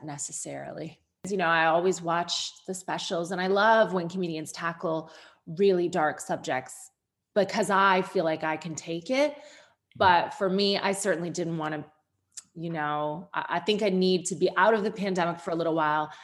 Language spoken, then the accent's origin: English; Sarnia, Ontario, Canada; born or raised there; moved away